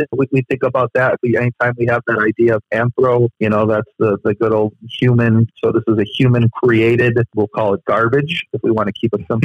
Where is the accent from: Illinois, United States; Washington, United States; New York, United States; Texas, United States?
Illinois, United States; Chicago; I'm from Chicago